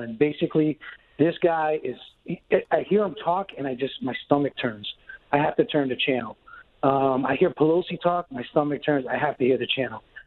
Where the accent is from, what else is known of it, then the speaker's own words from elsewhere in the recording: Bozeman, Montana, United States; I went to h, high school in Bozeman, Montana